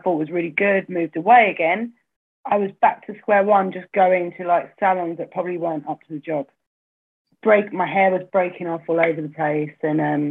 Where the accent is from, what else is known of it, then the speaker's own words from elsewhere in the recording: Braintree, East of England, United Kingdom; I grew up in Braintree in Essex